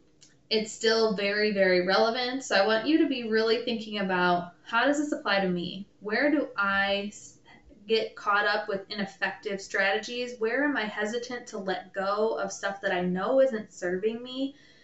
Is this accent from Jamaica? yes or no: no; Michigan, United States; I'm from the Midwest. I grew up in Michigan.